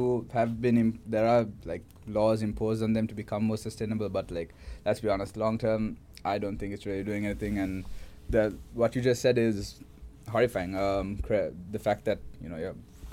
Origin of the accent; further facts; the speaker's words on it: Sri Lanka; now in Melbourne, Australia; I'm from Sri Lanka